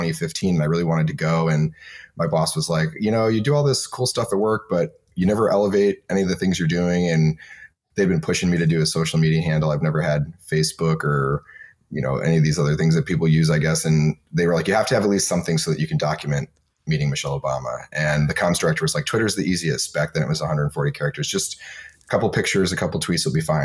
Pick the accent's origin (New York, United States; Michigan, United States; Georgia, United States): Michigan, United States; now in Bay Area, United States; I grew up in Michigan where it was really cold and I'm used to cold.